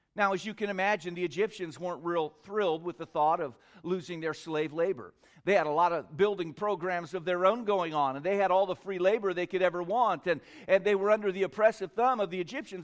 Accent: California, United States; moved away as an adult; also born or lived in Korea / Tennessee; I lived in Korea for a while as a child, but I was born in California, raised most of the time in California

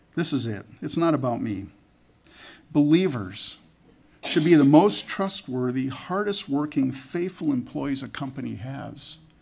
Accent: Canada; I was born in Canada.

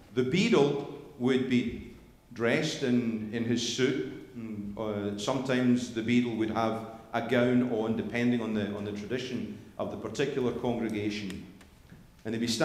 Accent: Scotland, United Kingdom; moved away as an adult; now in United States; I'm Scottish

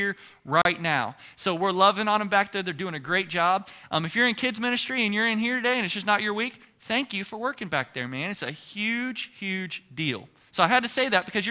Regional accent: Ohio, United States; moved away as an adult; now in Texas, United States; I'm from Ohio

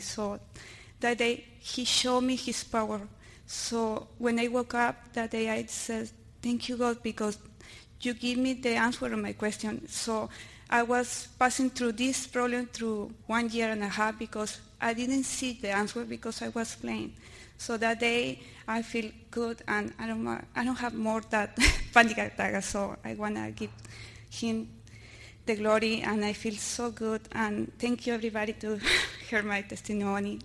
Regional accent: Miami, Florida, United States; English is a second language; I'm from Miami.

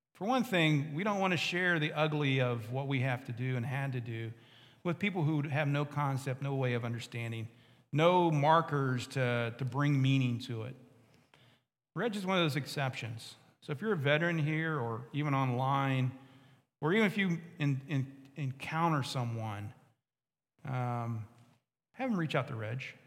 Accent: West Virginia, United States; I'm from West Virginia.

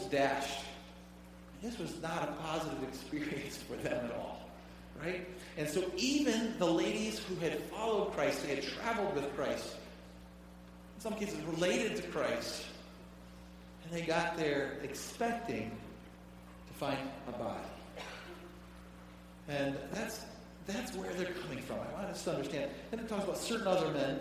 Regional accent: Detroit, Michigan, United States; I grew up in the Detroit area

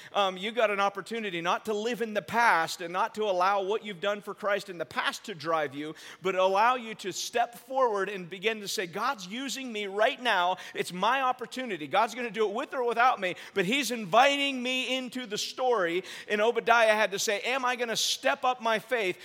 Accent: United States; we're, we're American

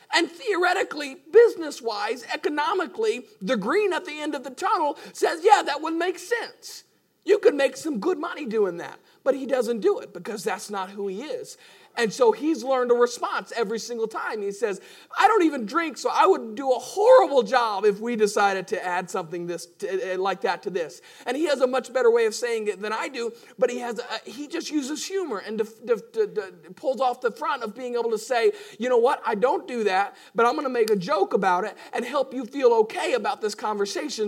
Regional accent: United States; we're Americans

